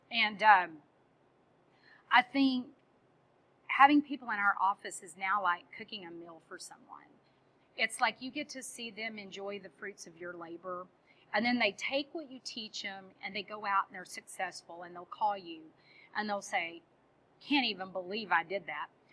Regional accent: Texas, United States; I'm Texan

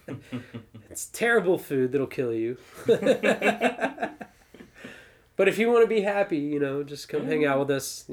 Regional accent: Austin, Texas, United States; moved away as an adult; now in St. Louis, United States; I come from Austin, Texas.

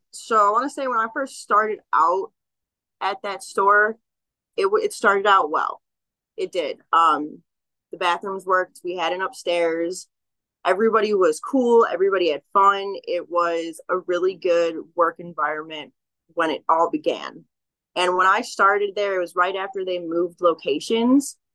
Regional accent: California, United States; Yes, I came from Humboldt County.

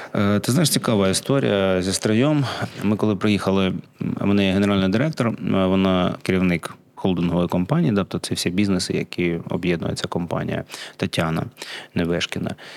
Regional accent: Kharkiv, Kharkiv Oblast, Ukraine; first language Russian; Ukrainian is a second language; moved away as an adult; also born or lived in Saint Petersburg, Russia; now in Lviv Oblast, Ukraine; я з Харкова

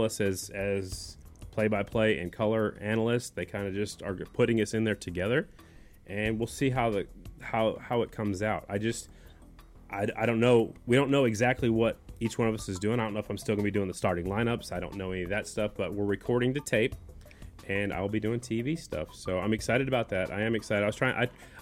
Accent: Oklahoma, United States; a kid growing up in Oklahoma

